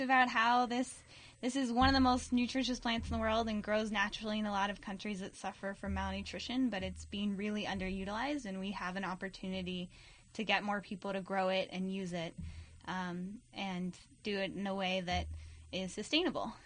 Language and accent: English; Alameda, California, United States; also born or lived in Washington State; I grew up in Alameda